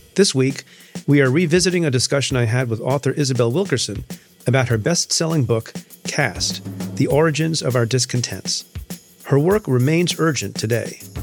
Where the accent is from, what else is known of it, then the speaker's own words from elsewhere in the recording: India; I'm, I'm Indian. I was born in India